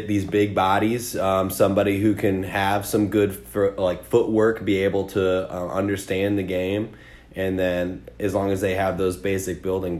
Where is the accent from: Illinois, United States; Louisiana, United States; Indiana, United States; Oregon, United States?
Illinois, United States; now in Iowa City, United States; I grew up in Illinois